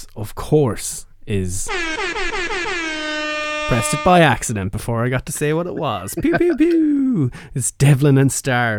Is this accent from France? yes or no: no; Ireland; this isn't bias of being Irish